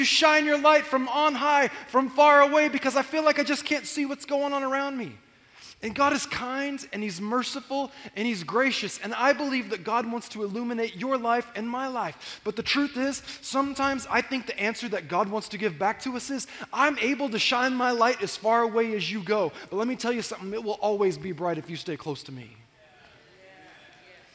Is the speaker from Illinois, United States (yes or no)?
no; Corona, California, United States; I grew up in Corona, and there was an old golf course on the other side of Corona in North Corona